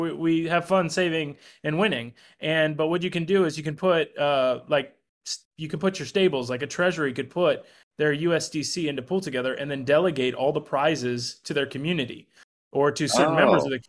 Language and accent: English; Wellington, Florida, United States; also born or lived in West Palm Beach; I grew up in Wellington